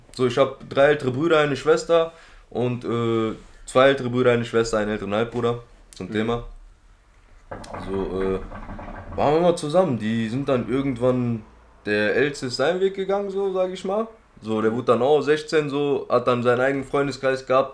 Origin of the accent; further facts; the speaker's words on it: Duisburg, North Rhine-Westphalia, Germany; also born or lived in Hamburg; ich komme aus Duisburg